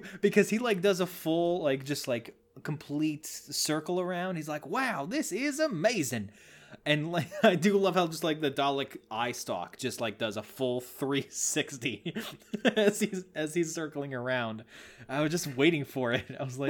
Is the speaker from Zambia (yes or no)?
no; Missouri, United States; Nah, I'm from Missouri. Close enough.